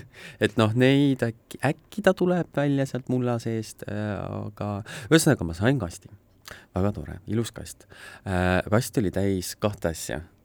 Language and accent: Estonian; South Estonia, Estonia; ma olen Lõuna-Eestist